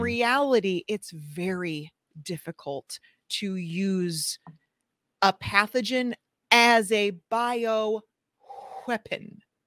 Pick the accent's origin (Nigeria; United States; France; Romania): United States; St. Louis, Missouri; my hometown in Saint Louis